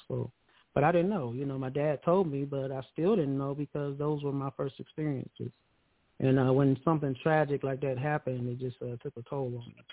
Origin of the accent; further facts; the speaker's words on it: Akron, Ohio, United States; I'm from Akron, Ohio. Akron, Ohio. Yeah, born and raised.